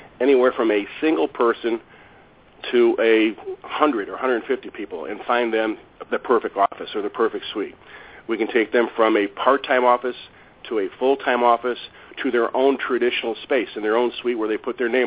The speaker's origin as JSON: {"language": "English", "town": "Chicago", "region": "Illinois", "country": "United States", "tie": "born or raised there", "said": "I'm born and raised in Chicago, south side of Chicago"}